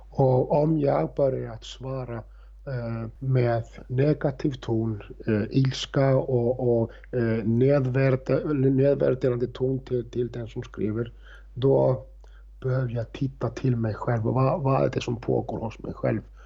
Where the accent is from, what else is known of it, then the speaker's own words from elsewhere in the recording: Reykjavik, Capital Region, Iceland; moved away; när jag jobbade i Reykjavik, i, i stallsamhället Faukur där, där jag är uppvuxen